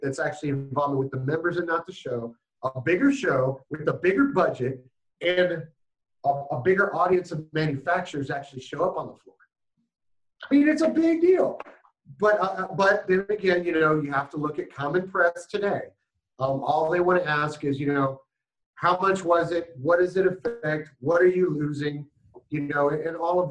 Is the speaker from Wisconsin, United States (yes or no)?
no; San Antonio, Texas, United States; San Antonio, Texas, my hometown